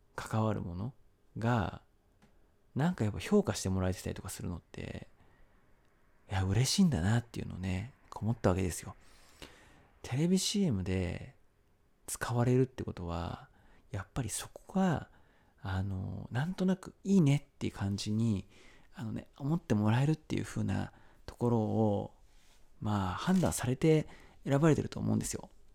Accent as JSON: {"language": "Japanese", "town": "Zama", "region": "Kanagawa", "country": "Japan", "tie": "born or raised there", "said": "僕、生まれも育ちも神奈川県座間市なんですけど"}